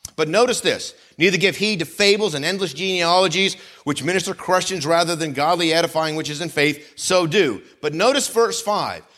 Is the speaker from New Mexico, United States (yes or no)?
no; Vermont, United States; moved away; where I grew up in Vermont